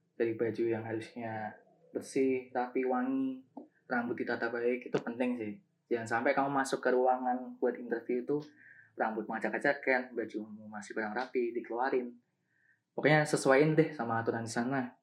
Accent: Semarang, Central Java, Indonesia; asal aku kan dari Semarang juga jadi aku milih buat di kantor Semarang

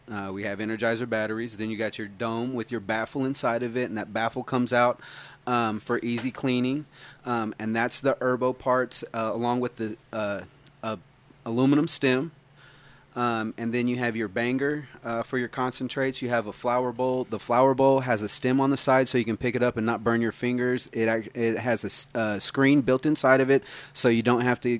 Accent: California, United States; also born or lived in Claremore / Arizona / Tulsa; Uh, I was born in Claremore, raised in uh, California, Arizona, a bunch of other places. Moved back to Tulsa when I was 12.

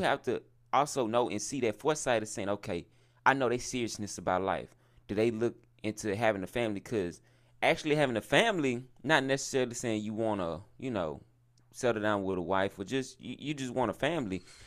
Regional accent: the South, United States; I'm from the South

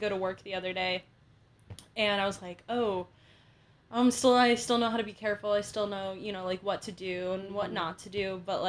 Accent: Illinois, United States; moved away as an adult; we're from the Midwest. We're both from Illinois specifically.

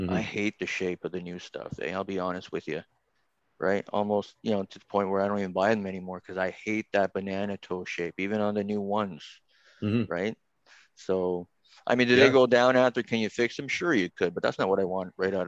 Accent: Toronto, Ontario, Canada; my parents decide that they're going to move me from downtown to Scarborough

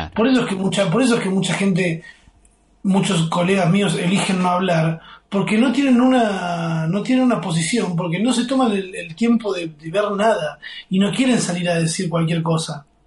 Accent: Buenos Aires Province, Argentina; also born or lived in Palermo, Buenos Aires; now in Buenos Aires, Argentina; nosotros venimos de un barrio que se llama Tordera, que es el conurbano

